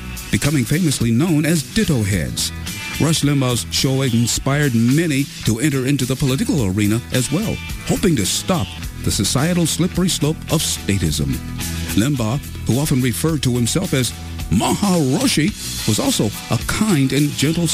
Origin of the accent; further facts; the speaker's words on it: Cleveland, Ohio, United States; as a little boy growing up in Cleveland